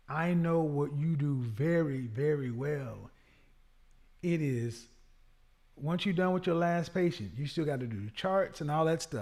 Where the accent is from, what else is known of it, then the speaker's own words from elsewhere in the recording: the South, United States; I'm from the South.